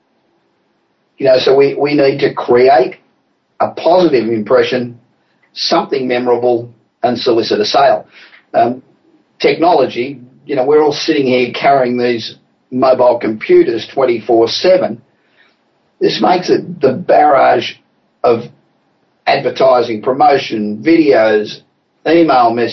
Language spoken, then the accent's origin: English; Los Angeles, California, United States; Coming from you this week from my hometown of Los Angeles